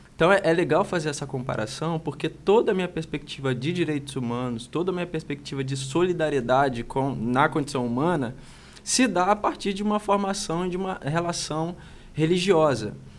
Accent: Itaperuna, Rio de Janeiro, Brazil; moved away as an adult; also born or lived in São Paulo; Itaperuna, que é a minha cidade natal

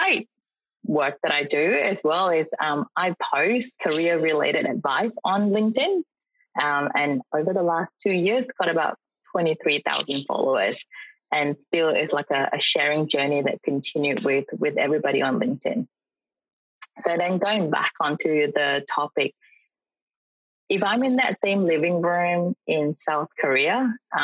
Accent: Malaysia; moved away as an adult; also born or lived in Singapore; now in Australia; I'm from Malaysia. I came here to study, like many other international students, many, many years ago

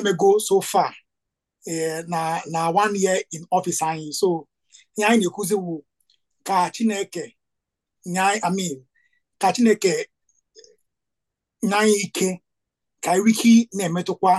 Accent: Nigeria; first language Igbo; English is a second language; I'm not a Yoruba man. I'm an Igbo

